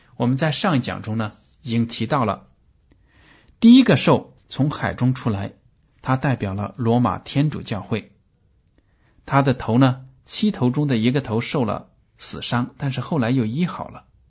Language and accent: Chinese; China; 我们中国人有这样的感受